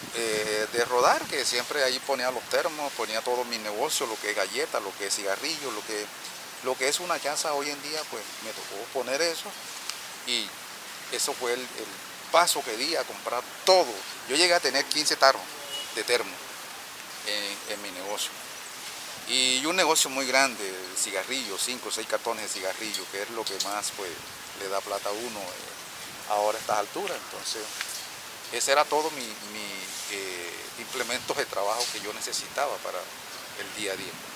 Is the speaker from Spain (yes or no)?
no; Tuchín, Córdoba, Colombia; moved away as an adult; now in Cartagena, Colombia; Nací en Tuchín, Córdoba, tierra ancestrales indígenas